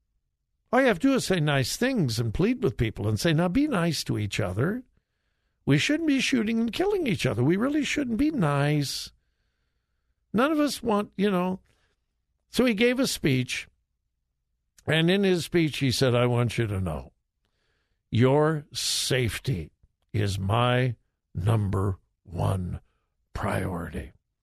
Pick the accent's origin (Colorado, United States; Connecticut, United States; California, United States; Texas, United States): California, United States; moved away; I am from California originally, born and raised in California. I haven't lived there for many, many, many years.